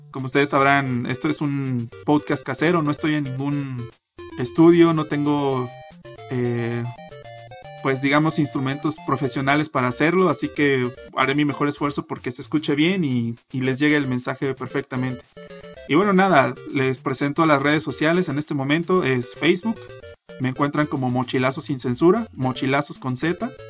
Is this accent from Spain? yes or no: no; Mexico; estoy en Guadalajara, Jalisco, México, el mejor país de toda Latinoamérica, siendo que yo soy mexicano obviamente.